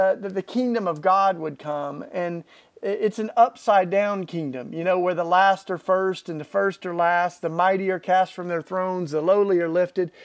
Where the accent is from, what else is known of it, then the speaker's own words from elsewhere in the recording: East Tennessee, United States; I grew up in Tennessee, East Tennessee, in the Bible Belt